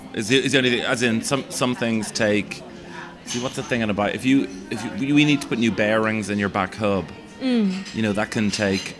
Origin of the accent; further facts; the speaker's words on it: Australia; Growing up in Australia, I always dreamt of one day playing banjo on the streets of Zagreb.